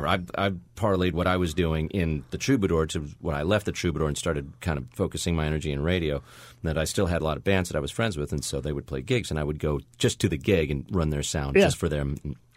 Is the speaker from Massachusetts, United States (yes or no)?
no; Buena Park, California, United States; Out in Orange County, right across from where I grew up in Buena Park, Anaheim, Cypress